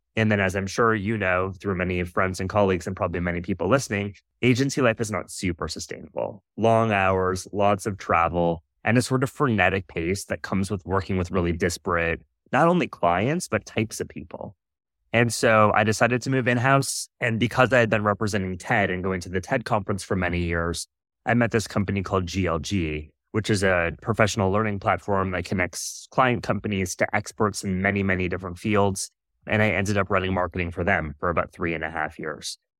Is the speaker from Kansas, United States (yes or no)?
no; Iowa, United States; I was born and raised in Iowa